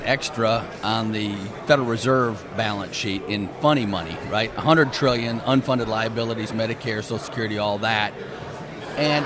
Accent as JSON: {"language": "English", "area": "Michigan, Minnesota", "region": "Midwest", "country": "United States", "said": "I'm from Michigan, Minnesota"}